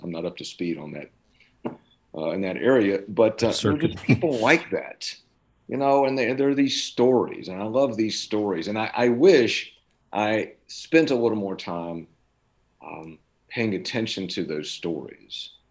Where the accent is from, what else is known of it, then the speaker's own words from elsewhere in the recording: Jefferson County, West Virginia, United States; I'm from, Jefferson County